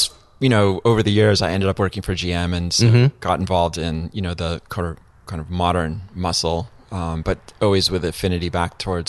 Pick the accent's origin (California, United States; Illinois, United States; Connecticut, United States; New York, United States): Connecticut, United States; I grew up in Connecticut.